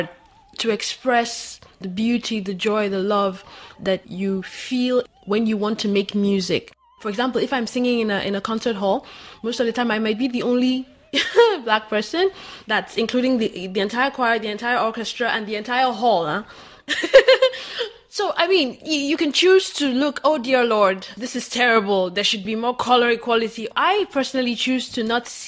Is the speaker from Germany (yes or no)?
no; Nigeria; moved away as an adult; now in France; I'm from Nigeria